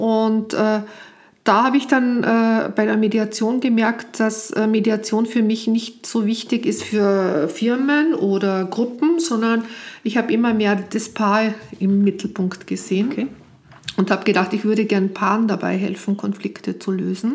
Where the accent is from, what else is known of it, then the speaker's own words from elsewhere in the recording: Austria; moved away; als Österreicherin hier auch am Anfang nicht arbeiten durfte